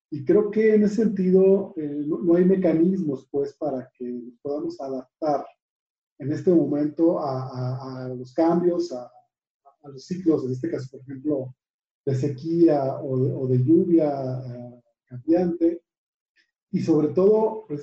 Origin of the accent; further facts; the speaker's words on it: Tamaulipas, Mexico; productores que, que, están invisibilizados, como somos de Tamaulipas